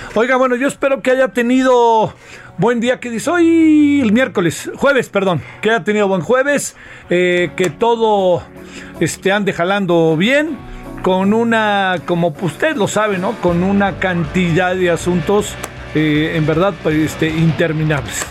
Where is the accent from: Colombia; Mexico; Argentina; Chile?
Mexico